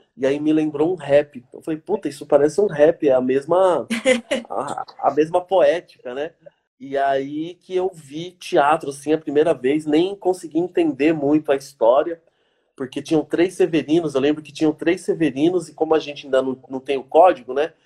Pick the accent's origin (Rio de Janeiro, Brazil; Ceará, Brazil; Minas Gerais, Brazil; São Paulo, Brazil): São Paulo, Brazil; Mauá; tem esse lugar que eu fui criado, né, que é o, o Jardim Zaira.